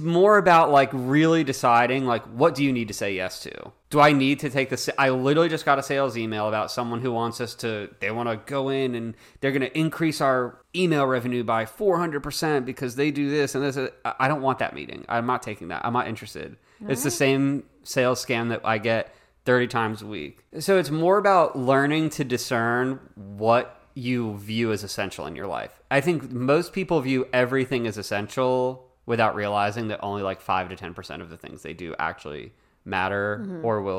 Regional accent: Florida, United States; And this girl was like, oh, I want to go to Disney. I'm from South Florida.

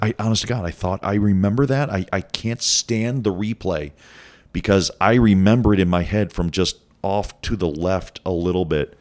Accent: Cleveland, Ohio, United States; moved away as an adult; now in Boise, United States; I'm from Cleveland

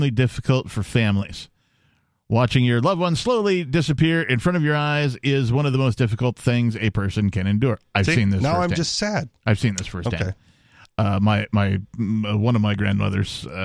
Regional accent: Wisconsin, United States; I'm from Wisconsin

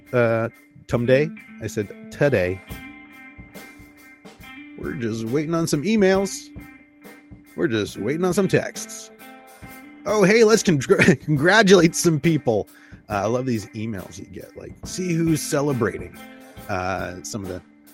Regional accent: Canada; we are Canadian

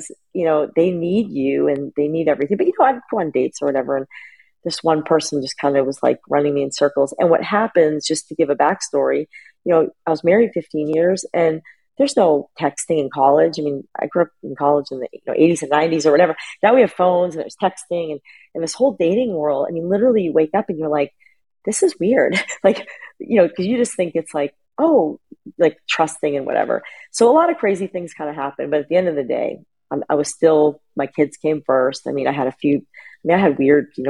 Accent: New England, United States; moved away; also born or lived in Philadelphia; I'm from New England.

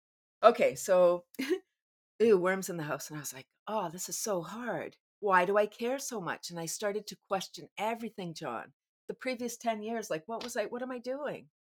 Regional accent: Canada

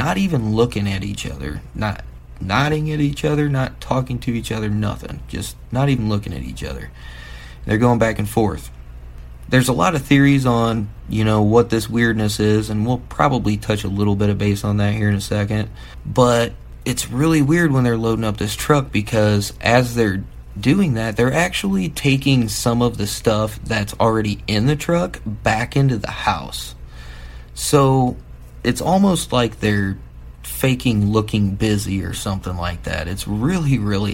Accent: Midwest, United States; I'm from the Midwest

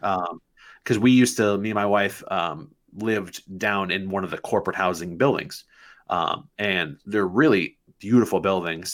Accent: Manchester, New Hampshire, United States; I was born and raised in Manchester. I went to Memorial High School

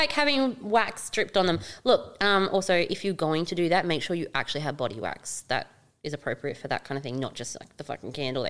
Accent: Darwin, Northern Territory, Australia; moved away; yes, I'm from Darwin

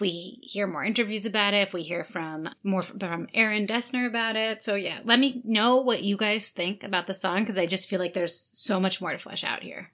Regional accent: New York, United States; we're from New York

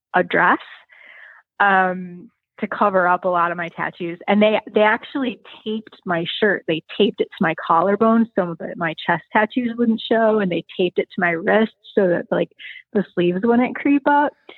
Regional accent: Joliet, Illinois, United States; also born or lived in Arizona; I grew up in um, in a city that's about an hour south of Chicago called it's called Joliet

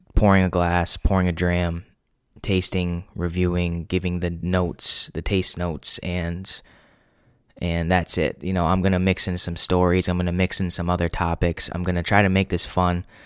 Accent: New England, United States; I'm twenty-four, born and raised in New England

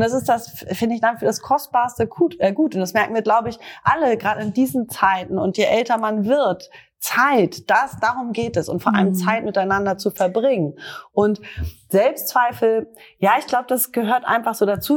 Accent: Northern Germany, Germany; mir als Norddeutscher, Norddeutscher

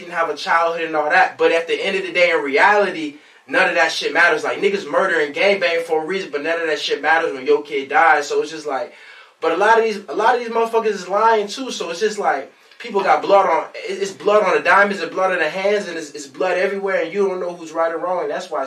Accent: Long Beach, California, United States; I'm from Long Beach, California

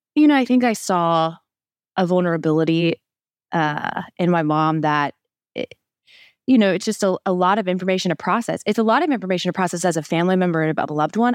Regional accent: Midwest, United States; moved away; my family that still was in my hometown, my very small hometown in the middle of the Midwest.

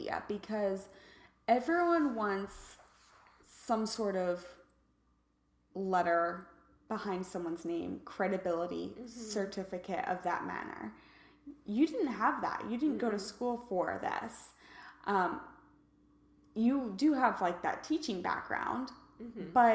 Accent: Kansas, United States; I'm from Kansas

